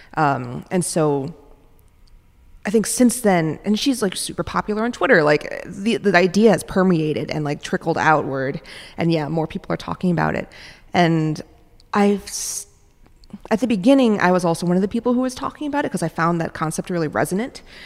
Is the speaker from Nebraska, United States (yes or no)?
no; New York City, New York, United States; also born or lived in Minneapolis, Minnesota; now in San Francisco, United States; I grew up in New York City